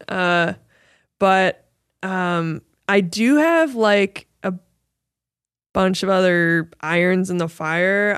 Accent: Midwest, United States; moved away; inspired by my hometown and my, and the Midwest

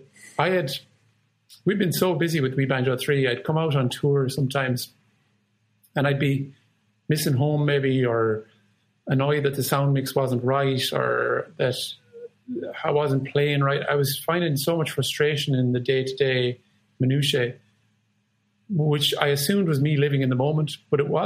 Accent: Ireland; I'm proud to be Irish

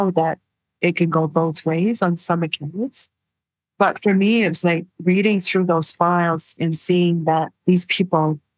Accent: New Brunswick, Canada; I was from New Brunswick

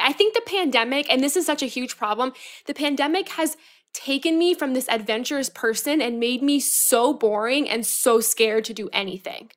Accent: Florida, United States; now in New York, United States; I'm from Florida.

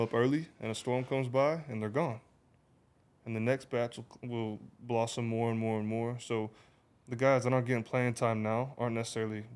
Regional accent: Weatherford, Oklahoma, United States; I'm from Western Oklahoma, small town called Weatherford

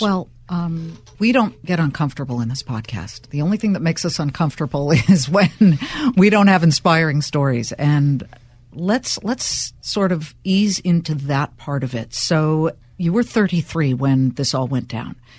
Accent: Los Angeles, California, United States; moved away as an adult; now in New Jersey, United States; I'm a California girl, born and bred in Los Angeles, and now an accidental New Yorker. Okay, I'll admit it, New Jersey

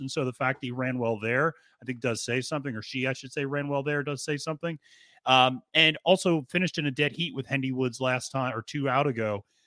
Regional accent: the North, United States; I was born in the North

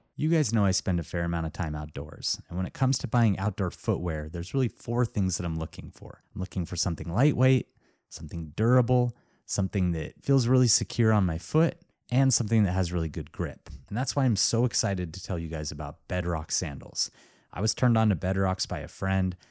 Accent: Missoula, Montana, United States; my hometown, Missoula, Montana.

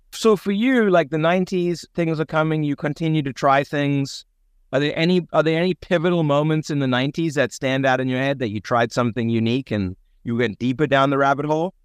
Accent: South Africa; growing up in South Africa

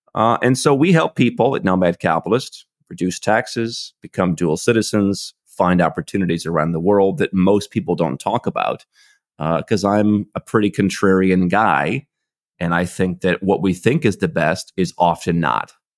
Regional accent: Cleveland, Ohio, United States; moved away as an adult; I was born in Cleveland, Ohio in the U S

